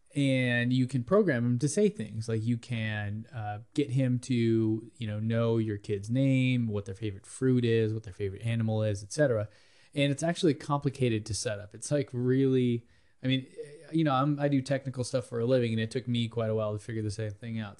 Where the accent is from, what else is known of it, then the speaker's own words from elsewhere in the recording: United States; we're Americans speaking Spanish